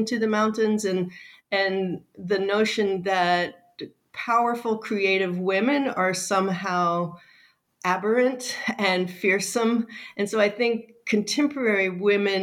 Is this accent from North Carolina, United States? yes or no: yes; Wake Forest, North Carolina, United States; also born or lived in Fukuoka, Japan; now in St. Louis, United States; I grew up in Wake Forest, the little town of Wake Forest